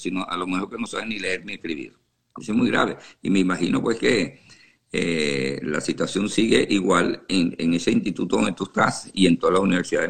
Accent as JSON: {"language": "Spanish", "country": "Venezuela", "moved": "yes", "lives_now": "Houston, United States", "said": "yo soy venezolano y y me duele porque tengo familiares allá todavía"}